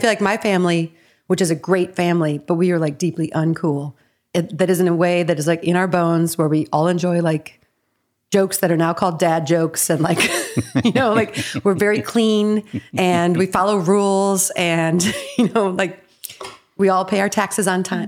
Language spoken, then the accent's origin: English; Evanston, Illinois, United States; now in Los Angeles, United States; I'm from Evanston, the best town in the world.